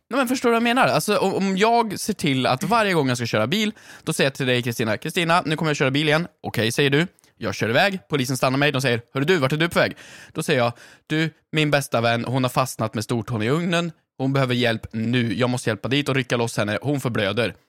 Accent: Värmland, Sweden; moved away; jag hade många i min klass hemma i Värmland

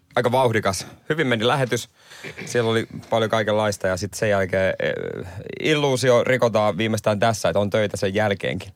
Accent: Seinäjoki, South Ostrobothnia, Finland; mä oon seinältä kotoisin

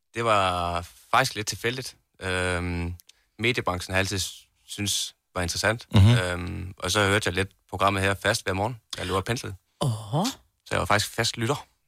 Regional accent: Næsby, Southern Denmark, Denmark; opvokset der, både med far og mor og brormand og det hele

